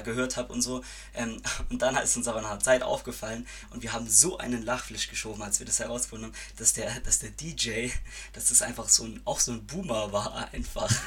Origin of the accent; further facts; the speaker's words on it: Reutlingen, Baden-Württemberg, Germany; moved away as an adult; now in Freiburg, Germany; ich komme eigentlich aus Reutlingen, aber studiere in Freiburg